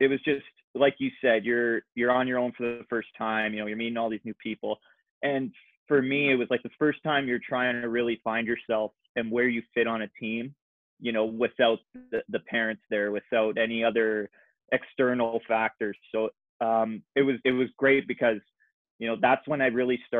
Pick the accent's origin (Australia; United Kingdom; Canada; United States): Canada; Southern Ontario; growing up in Southern Ontario.